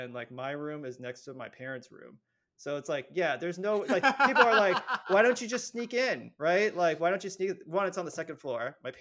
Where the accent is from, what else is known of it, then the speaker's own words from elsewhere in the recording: San Francisco, California, United States; I grew up in San Francisco